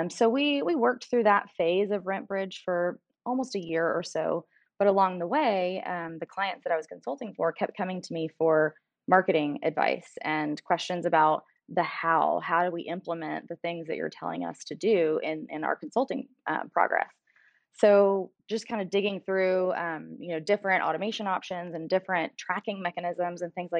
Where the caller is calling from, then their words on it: McKinney, Texas, United States; So technically the McKinney, Texas area, but we are actually in an offsite